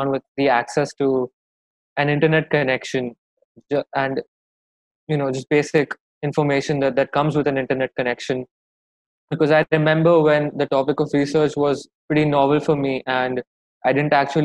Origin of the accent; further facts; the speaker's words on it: Mumbai, Maharashtra, India; I'm from Mumbai in India